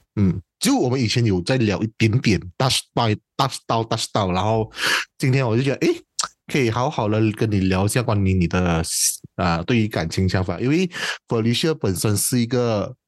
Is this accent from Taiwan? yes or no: no; Peninsular Malaysia, Malaysia; 我是西马人